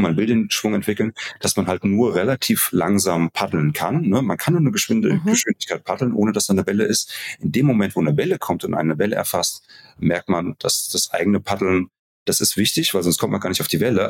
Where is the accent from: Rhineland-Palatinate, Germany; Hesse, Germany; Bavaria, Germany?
Hesse, Germany; bei uns in Hessen hieß das Kirmes